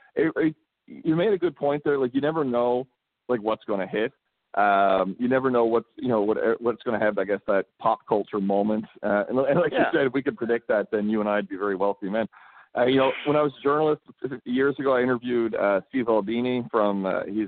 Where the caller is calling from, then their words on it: Abbotsford, British Columbia, Canada; I'm calling you from Abbotsford, British Columbia.